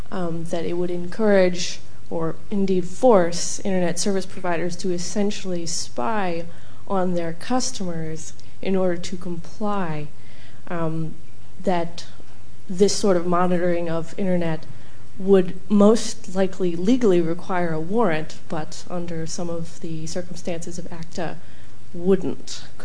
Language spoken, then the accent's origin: English; United States; I'm an American and just visiting London.